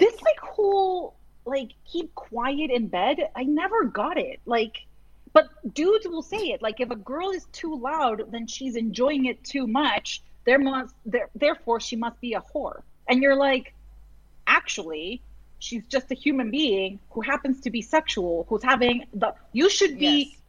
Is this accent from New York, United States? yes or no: no; Massachusetts, United States; I grew up in Massachusetts and I went to school in Massachusetts